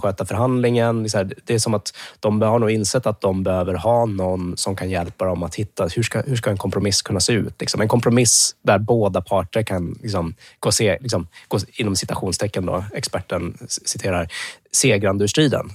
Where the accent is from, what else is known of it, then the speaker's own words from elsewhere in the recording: Luleå, Norrbotten County, Sweden; jag är uppvuxen i Luleå